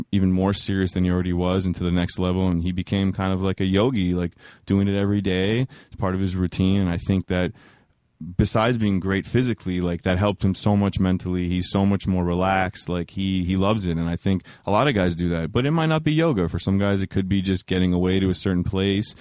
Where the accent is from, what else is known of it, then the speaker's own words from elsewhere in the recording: New York City, New York, United States; We grew up together in New York City